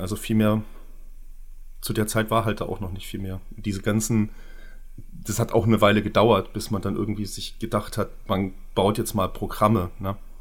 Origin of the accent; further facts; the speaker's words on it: Görlitz, Saxony, Germany; ich komme ja auch aus Görlitz